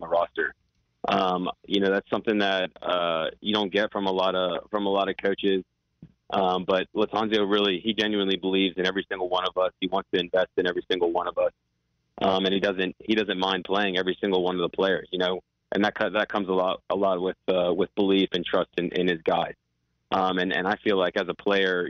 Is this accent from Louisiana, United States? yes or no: no; North Carolina, United States; growing up in North Carolina and playing soccer in Charlotte a lot of my life